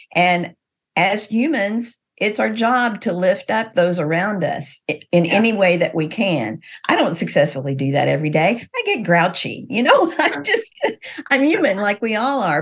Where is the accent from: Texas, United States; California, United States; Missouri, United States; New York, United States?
Missouri, United States; I grew up in Missouri.